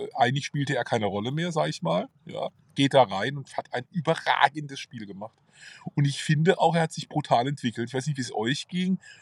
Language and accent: German; Karlsruhe, Baden-Württemberg, Germany; Mühlburg, das ist meine Heimat. Äh, das ist auch übrigens eine Heimat des KSC. Äh, da verbinde ich ganz viel mit, auch ja. familiär, da bin ich groß geworden